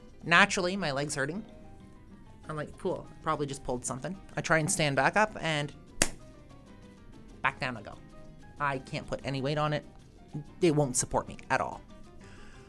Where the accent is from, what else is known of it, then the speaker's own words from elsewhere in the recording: East Coast, Atlantic Canada, Canada; I'm from the East Coast, swam in the ocean as a kid.